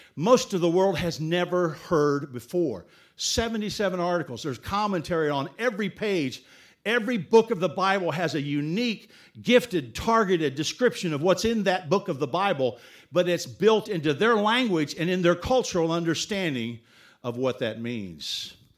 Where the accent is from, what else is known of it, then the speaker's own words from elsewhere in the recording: Dayton, Ohio, United States; moved away as an adult; also born or lived in Laos / Thailand; from Dayton, Ohio, where we grew up